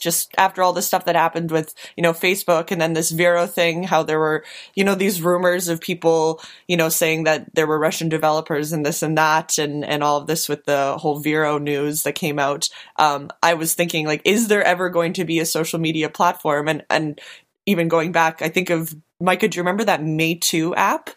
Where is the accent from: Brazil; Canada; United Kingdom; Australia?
Canada; now in Winnipeg, Canada; as a Canadian